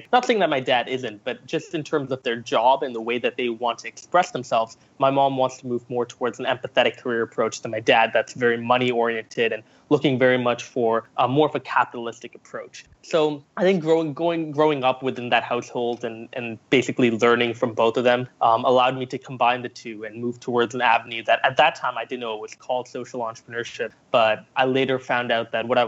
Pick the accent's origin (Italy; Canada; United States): Canada; also born or lived in Singapore; So I was born in Singapore. I moved to Canada when I was nine years old, um, and basically went through junior high, high school, very much dabbling with entrepreneurship